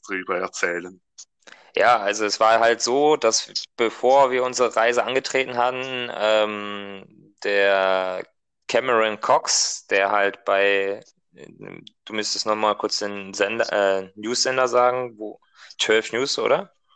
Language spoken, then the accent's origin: German; Germany; wir kommen ja halt aus Deutschland